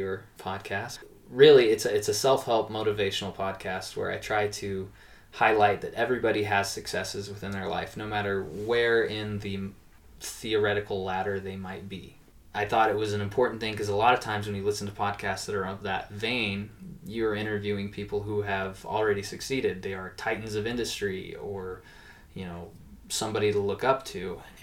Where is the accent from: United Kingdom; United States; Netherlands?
United States; Missouri; now in Fresno, United States; I grew up in Missouri